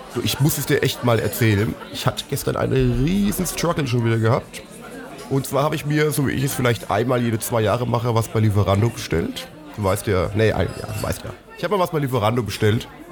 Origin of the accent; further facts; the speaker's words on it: Germany; wir als Deutsche